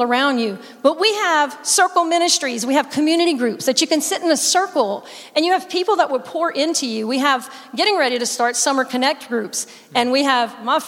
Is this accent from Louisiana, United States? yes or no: yes; South Louisiana, United States; My whole family is Cajun. I'm from South Louisiana.